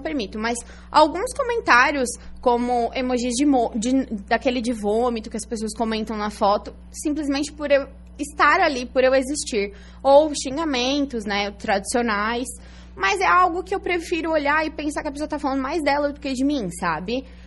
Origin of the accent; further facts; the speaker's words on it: Araranguá, Santa Catarina, Brazil; moved away as an adult; also born or lived in Içara / Criciúma; eu nasci em Isara, mas nunca morei lá. Uhum. E aí morei até os meus cinco anos em Criciúma e depois vim para Araranguá. Então sou araranguaense, é, né? Então... Morei aqui até os 18 anos